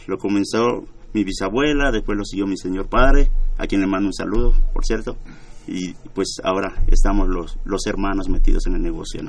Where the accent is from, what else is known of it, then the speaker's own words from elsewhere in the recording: Yucatán, Mexico; nos beneficia como, como yucatecos